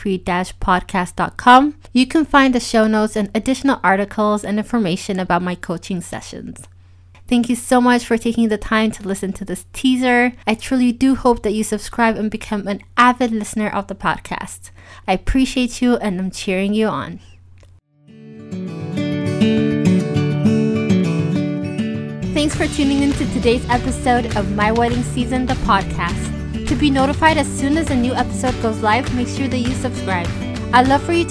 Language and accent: English; Ethiopia; also born or lived in United States / South Africa / Switzerland; now in Germany; I was born and raised in Ethiopia